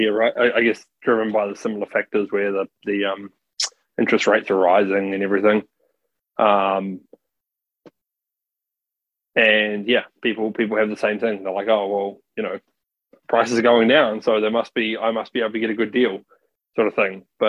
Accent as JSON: {"language": "English", "country": "New Zealand", "moved": "yes", "lives_now": "Australia", "said": "I think of myself as a Kiwi"}